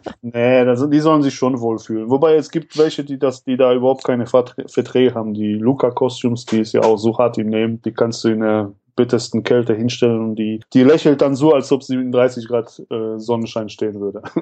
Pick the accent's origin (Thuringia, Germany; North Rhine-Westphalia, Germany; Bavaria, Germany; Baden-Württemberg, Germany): North Rhine-Westphalia, Germany; Radevormwald; aus Rade vom Wald